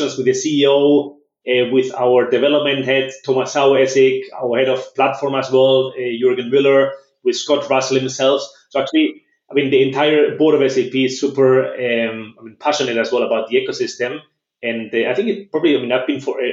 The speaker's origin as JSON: {"language": "English", "town": "San Sebastian", "region": "Basque Country", "country": "Spain", "tie": "born or raised there", "also_born_or_lived": "Germany / Philadelphia, United States", "moved": "as an adult", "lives_now": "Barcelona, Spain", "said": "I was actually born and raised in Spain"}